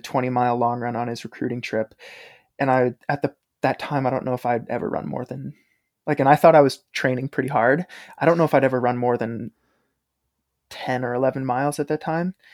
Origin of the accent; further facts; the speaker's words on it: Maine, United States; moved away as an adult; growing up in Maine